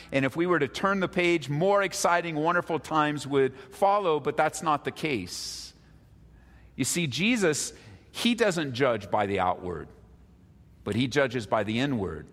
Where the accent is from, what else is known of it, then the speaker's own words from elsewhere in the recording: Southern California, United States; now in Denver, United States; I moved here from Southern California seven, almost 17 years ago with my family